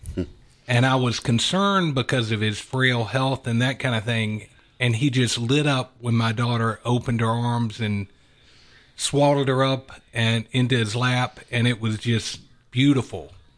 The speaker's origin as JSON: {"language": "English", "town": "Atlanta", "region": "Georgia", "country": "United States", "tie": "born or raised there", "said": "I have lived in Atlanta my whole life. Both my wife and I grew up in Metro Atlanta"}